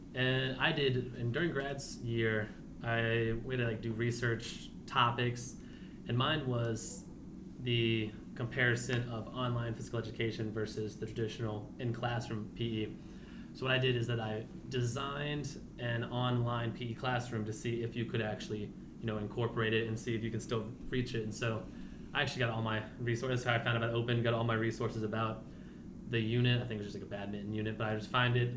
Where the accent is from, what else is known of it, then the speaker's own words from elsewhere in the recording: Culpeper County, Virginia, United States; I'm also from Culpeper County, uh, Virginia